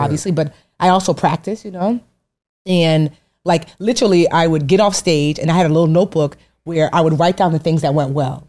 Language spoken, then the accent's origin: English; Westfield, New Jersey, United States; also born or lived in Newark; I grew up in Westfield.